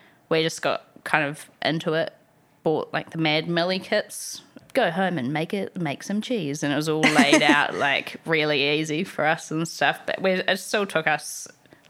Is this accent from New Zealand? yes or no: yes; New Zealand; I grew up in New Zealand